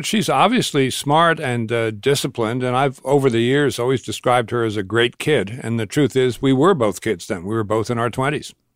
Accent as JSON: {"language": "English", "area": "Long Island", "region": "New York", "country": "United States", "tie": "born or raised there", "moved": "as an adult", "lives_now": "Massachusetts, United States", "said": "I was raised in Long Island, New York, and, uh, went to school in Massachusetts, never really left"}